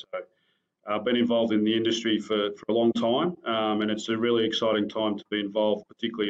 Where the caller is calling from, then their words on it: Melbourne, Victoria, Australia; So I'm dialing in from Australia. I'm dialing in from a city called Melbourne, which is the second largest city in Australia.